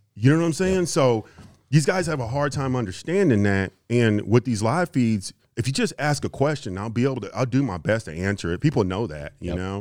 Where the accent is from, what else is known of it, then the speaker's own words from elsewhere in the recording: Houston, Texas, United States; also born or lived in Kansas; I grew up in Houston.